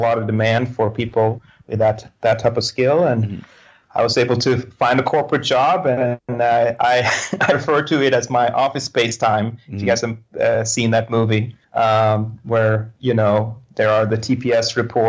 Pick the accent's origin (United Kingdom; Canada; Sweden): Sweden; moved away as an adult; now in United States; I grew up in Sweden